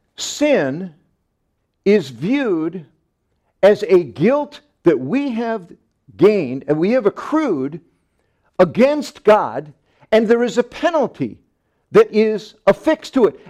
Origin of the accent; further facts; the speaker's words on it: Long Island, Nassau County, New York, United States; when I grew up on Long Island, we lived in Nassau County, right in the center of the island